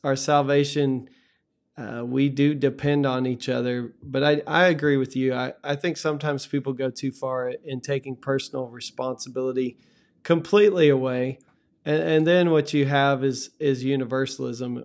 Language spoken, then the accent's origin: English; Texas, United States; growing up in Texas